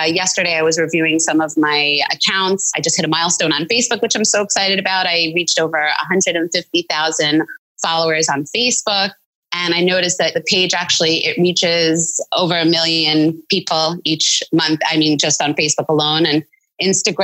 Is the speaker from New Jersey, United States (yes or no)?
yes; Highland Park, New Jersey, United States; now in New York, United States; I was born and raised in Highland Park, New Jersey